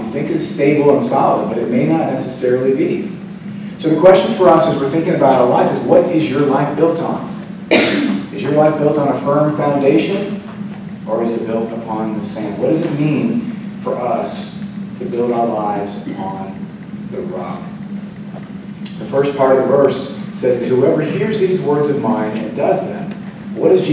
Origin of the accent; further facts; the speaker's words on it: Florida, United States; moved away; I grew up in Florida